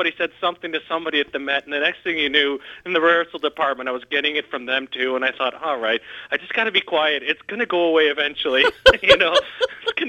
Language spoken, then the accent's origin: English; Chicago, Illinois, United States; I grew up in the Chicago area, always around Chicago